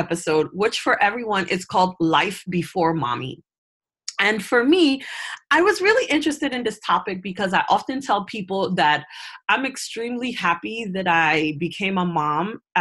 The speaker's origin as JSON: {"language": "English", "town": "New York City", "region": "New York", "country": "United States", "tie": "born or raised there", "said": "we grew up together. And we come from Brooklyn, New York, Flatbush, 34th Street"}